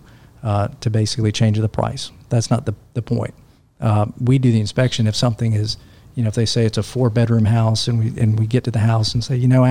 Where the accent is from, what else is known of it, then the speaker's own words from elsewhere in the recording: Nashville, Tennessee, United States; I'm from Nashville.